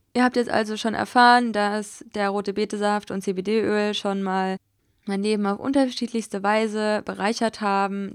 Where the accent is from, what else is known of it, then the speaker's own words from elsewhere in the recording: Hesse, Germany; moved away as an adult; also born or lived in Berlin; jetzt wohne ich einfach in Hessen, dort wo ich auch aufgewachsen bin, dort in der Nähe